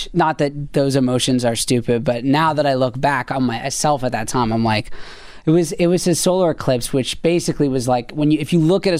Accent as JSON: {"language": "English", "country": "Canada", "said": "I'm from Canada"}